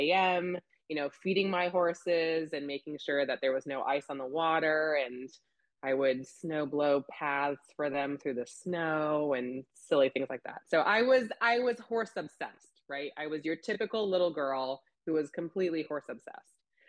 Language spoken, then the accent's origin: English; California, United States; born there; also born or lived in Illinois / Florida; So I was a Navy brat myself. So I was born in California, just outside of San Francisco. My dad was a Navy pilot. So we bounced around quite a bit when I was younger.